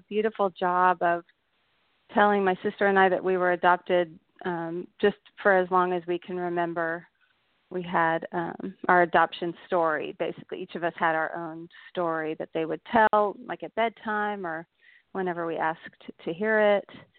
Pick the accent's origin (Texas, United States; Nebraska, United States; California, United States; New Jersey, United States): Texas, United States; Dallas; also born or lived in Austin, Texas; I grew up in Dallas. I was born in Dallas, Texas